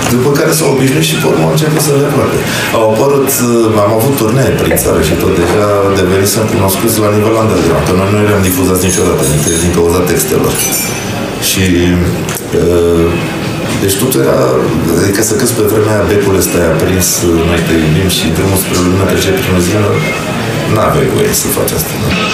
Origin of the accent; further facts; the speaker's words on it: Bucharest, Romania; noi suntem din Sărăgean